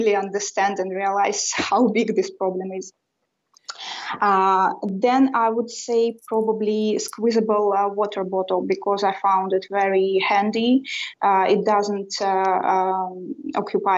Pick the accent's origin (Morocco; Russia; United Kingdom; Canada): Russia; English is a second language; now in Sweden; I was born and raised in Russia